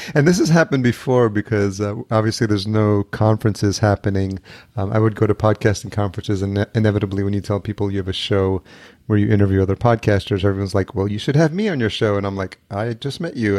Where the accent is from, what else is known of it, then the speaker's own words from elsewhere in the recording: Yonkers, New York, United States; also born or lived in El Salvador; Born in El Salvador, but grew up in Yonkers, and I lived there most of my life